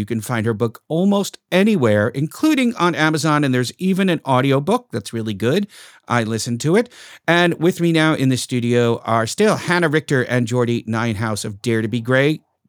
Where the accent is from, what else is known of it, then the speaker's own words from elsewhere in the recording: Brooklyn, New York, United States; accent: Brooklyn; My Brooklyn accent could be a lot worse than this. Then I could talk like that. Then I really sound like I'm from Brooklyn.